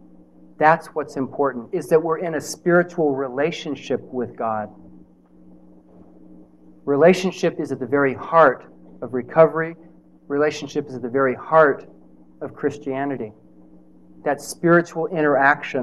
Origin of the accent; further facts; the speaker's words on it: Nebraska, United States; I'm from Nebraska